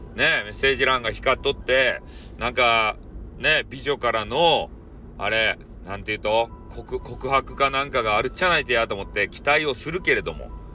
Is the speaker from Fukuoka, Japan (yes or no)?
yes; Hakata, Fukuoka, Japan; accent: Hakata dialect; 博多弁で読みようだけやけん